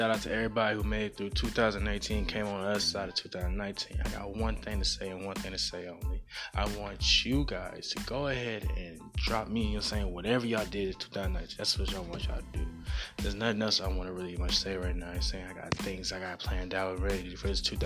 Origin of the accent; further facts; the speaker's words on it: the South, United States; I'm from the South